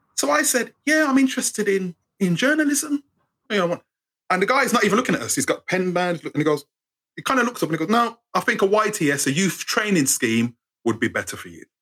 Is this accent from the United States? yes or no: no; England, United Kingdom; accent: English; being brought up in England